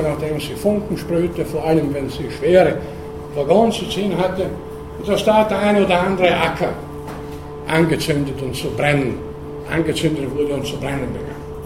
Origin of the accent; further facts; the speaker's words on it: Burgenland, Austria; in meiner Kindheit, da wo ich herkomme, im Burgenland